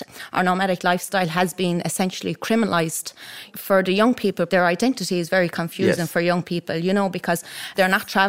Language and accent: English; County Limerick, Munster, Ireland; also born or lived in Wales / London / England / Galway; I was born in Wales and I travelled throughout London and we ended up travelling around England and then coming back to Ireland and travelling around Ireland before we moved to my father's hometown in County Limerick.